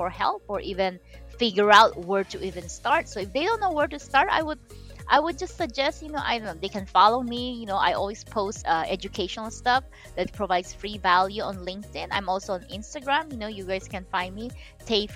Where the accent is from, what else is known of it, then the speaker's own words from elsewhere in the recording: Philippines; moved away as an adult; now in United States; I'm Chinese, I was born and raised in the Philippines